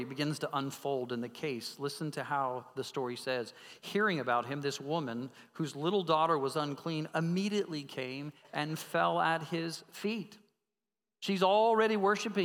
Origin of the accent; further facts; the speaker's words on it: Colorado Springs, Colorado, United States; I grew up in Colorado Springs. We were mountain men.